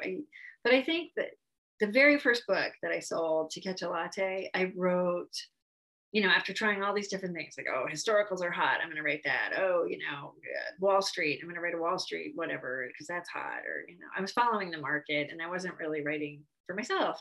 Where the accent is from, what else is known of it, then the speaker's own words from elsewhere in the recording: Connecticut, United States; moved away as an adult; now in Phoenix, United States; I've been in Phoenix um, for almost 30 years, but I grew up in Connecticut